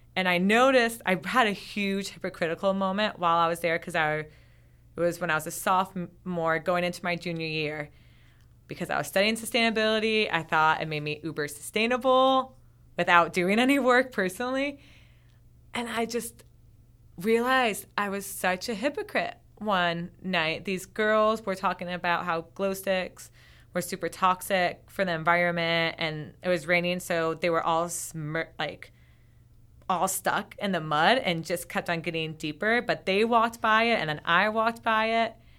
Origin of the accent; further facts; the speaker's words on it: Vermont, United States; I'm from Vermont.